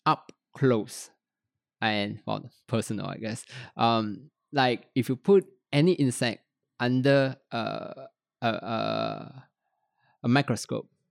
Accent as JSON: {"language": "English", "town": "Petaling Jaya", "region": "Selangor", "country": "Malaysia", "tie": "born or raised there", "also_born_or_lived": "Kuala Lumpur", "said": "I was born in Kuala Lumpur, grew up in Petaling Jaya"}